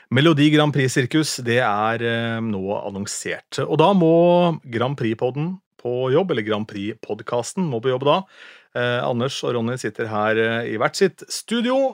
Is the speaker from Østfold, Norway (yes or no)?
yes; Askim, Østfold, Norway; moved away; Jeg er fra Askim da, opprinnelig